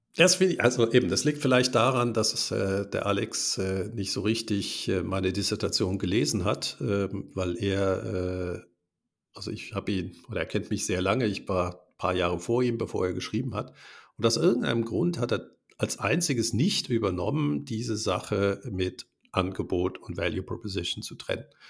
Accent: Germany; now in Switzerland; wir Deutsche, ich bin, bin in Deutschland geboren

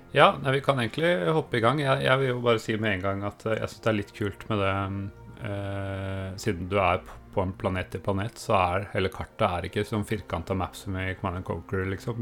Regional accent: Østfold, Norway; vi har bodd eh, store deler av barndommen i Østfold

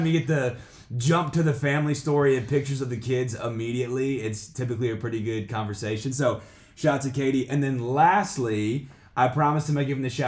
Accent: Louisiana, United States; moved away; I'm originally from Louisiana

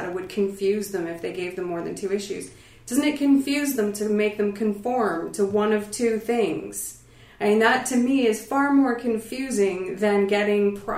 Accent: Canada; moved away as an adult; also born or lived in Florida; now in United States; Being Canadian

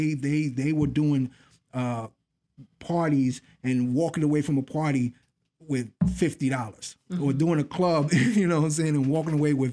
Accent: New York City, New York, United States; I grew up in the Bronx, and a lot of the people early on were people that I knew, people that lived in my building

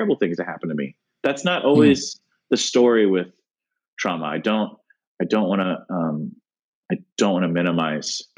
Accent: United States; growing up in America

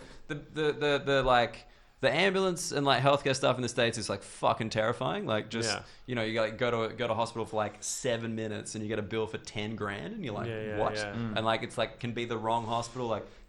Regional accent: Australia; moved away as an adult; now in United Kingdom; I'm Australian

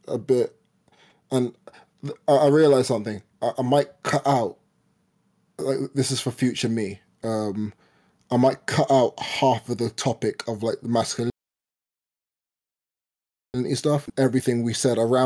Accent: London, United Kingdom; I was born in London

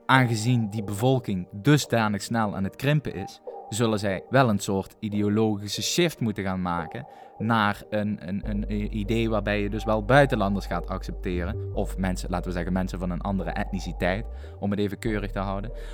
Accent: Netherlands

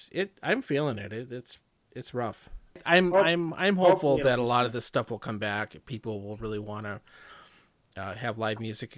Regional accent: Rapid City, South Dakota, United States; We're both from Rapid City, yes.

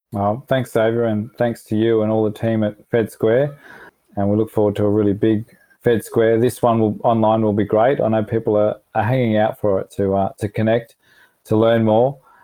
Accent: Melbourne, Victoria, Australia; moved away; I'm from Melbourne, so I've got, um, you know, my sister and all my cousins in Melbourne

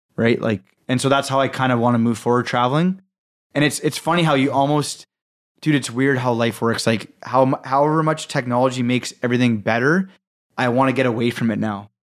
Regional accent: Canada; we're from Canada

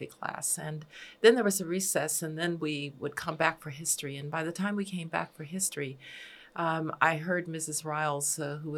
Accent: Birmingham, Alabama, United States; my hometown of Birmingham

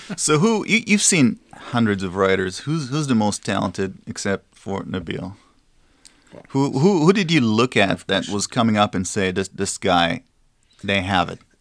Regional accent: Israel; moved away; I'm from Israel

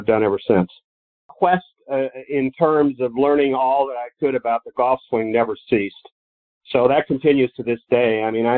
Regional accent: Illinois, United States; moved away; I grew up in Illinois

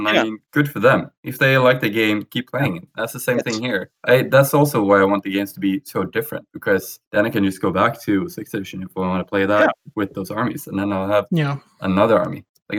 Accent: Falun, Dalarna County, Sweden; Yeah, my hometown.

